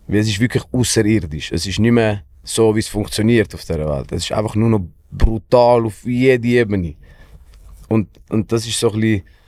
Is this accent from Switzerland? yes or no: yes; Switzerland; also born or lived in Greifensee; wir als Schweizer